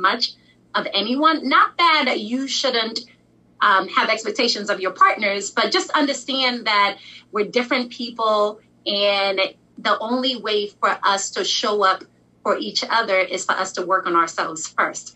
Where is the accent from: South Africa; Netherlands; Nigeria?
Nigeria; I'm Nigerian